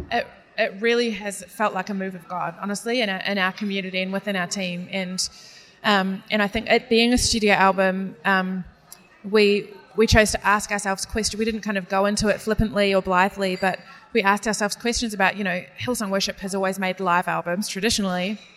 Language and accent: English; New Zealand; accent: New Zealand; me trying to pronounce names of Italian pasta in a New Zealand accent.